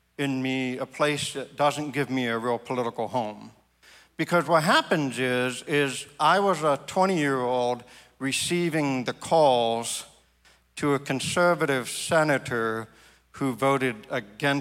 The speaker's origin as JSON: {"language": "English", "region": "Maine", "country": "United States", "said": "my home state"}